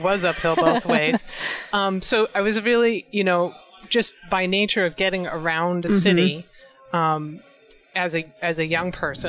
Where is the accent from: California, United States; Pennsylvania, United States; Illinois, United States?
California, United States; San Francisco; I grew up in San Francisco.